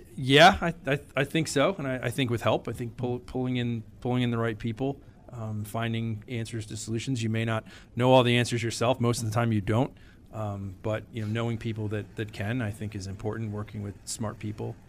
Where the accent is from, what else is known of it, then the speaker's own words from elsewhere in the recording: Wolcott, Connecticut, United States; I grew up in Woolkett, Connecticut.